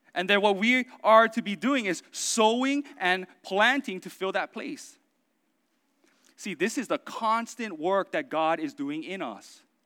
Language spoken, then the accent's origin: English; Oahu, Hawaii, United States; I grew up in Oahu